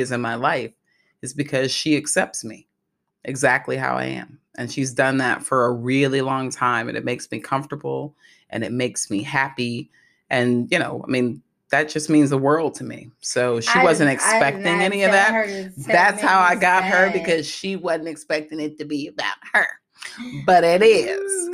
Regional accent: Buffalo, New York, United States; moved away; I am originally from Buffalo

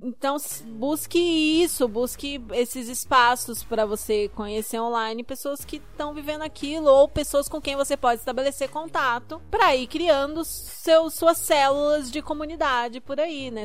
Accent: Curitiba, Paraná, Brazil; eu sou de Curitiba

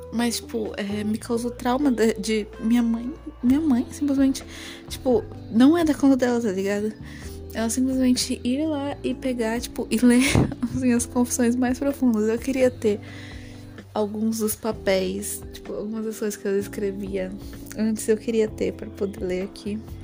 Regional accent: São Paulo, Brazil; eu sou paulista

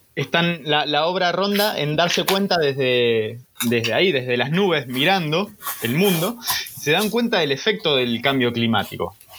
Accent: Rosario, Santa Fe, Argentina; somos de Rosario o no somos de Rosario

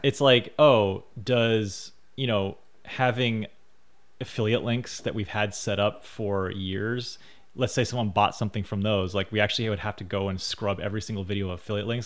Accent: United States; me being an American citizen

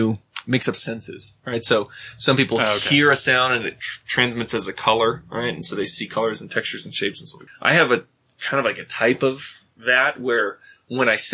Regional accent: Hawaii, United States; I grew up white in Hawaii

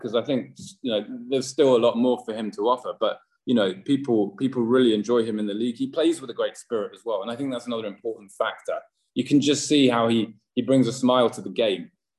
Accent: London, United Kingdom; moved away as an adult; now in Paraguay; I grew up in London and my team is from London

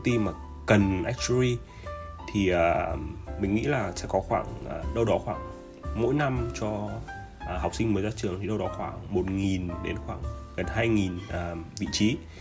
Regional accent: Vietnam

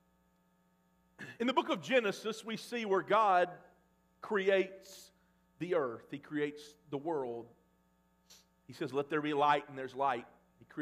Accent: Mississippi, United States; now in Oklahoma, United States; growing up in Mississippi

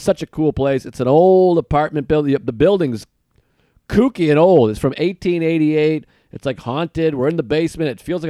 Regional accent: Boston, Massachusetts, United States; moved away; Laugh Boston, that's a big one. It's my hometown.

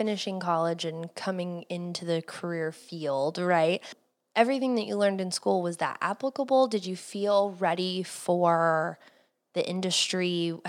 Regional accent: Cleveland, Ohio, United States; I grew up in Cleveland

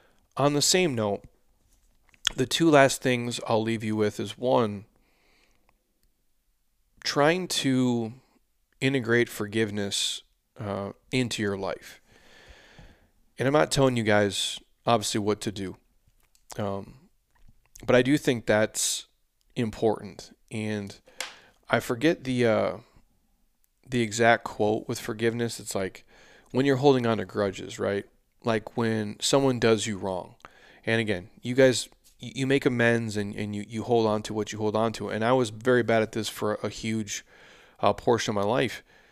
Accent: United States; born there; but I was born here in the United States

